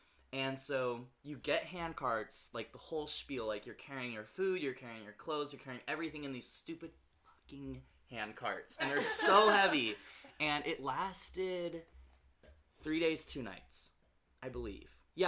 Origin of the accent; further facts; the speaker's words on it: California, United States; We were in, because I'm from NorCal, we were, like, in the Sierra Nevada mountains